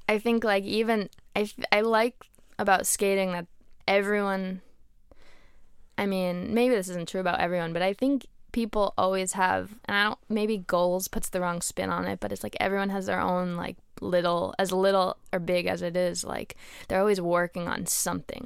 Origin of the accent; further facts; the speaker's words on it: Connecticut, United States; moved away; also born or lived in Boston; where I grew up in Connecticut